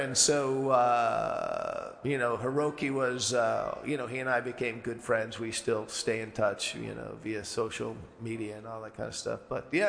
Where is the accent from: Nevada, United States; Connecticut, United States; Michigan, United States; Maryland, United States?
Connecticut, United States; Riverside; also born or lived in Poughkeepsie, New York; I was born in Poughkeepsie, New York, gotcha. Only because I was in a hurry to get things going. And I was like a month early. But I grew up in Riverside, Connecticut.